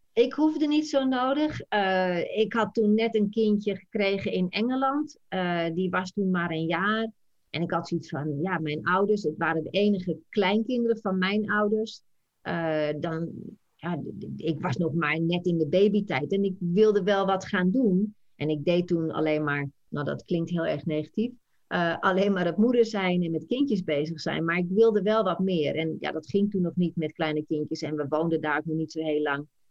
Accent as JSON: {"language": "Dutch", "country": "Netherlands", "moved": "as an adult", "lives_now": "United States", "said": "we wonen hier al 26 jaar. Jij, wij zijn Nederlander"}